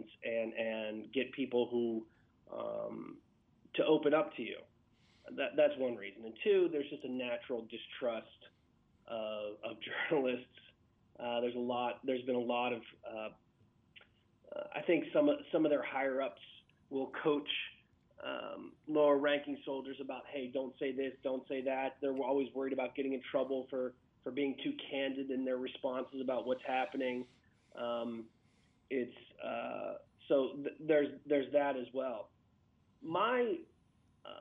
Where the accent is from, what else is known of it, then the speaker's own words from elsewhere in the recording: Western Pennsylvania, United States; I grew up in Western PA.